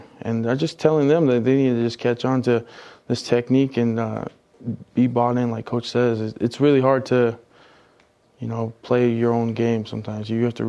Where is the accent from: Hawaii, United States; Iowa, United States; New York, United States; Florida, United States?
Hawaii, United States; accent: pidgin; Fell in love with the place and then kind of got better with my English. Lost my pidgin accent.